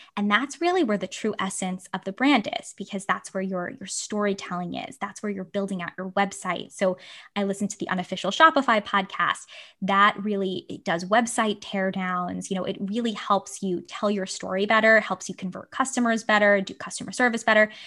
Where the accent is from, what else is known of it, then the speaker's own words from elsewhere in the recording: New York City, New York, United States; moved away as an adult; now in San Francisco, United States; I grew up on Staten Island